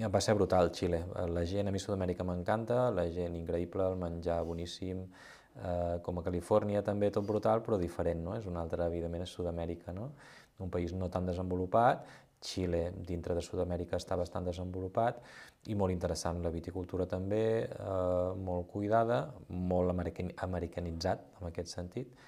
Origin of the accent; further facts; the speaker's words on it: Girona, Catalonia, Spain; moved away as an adult; now in Rabós, Spain; jo he nascut a Girona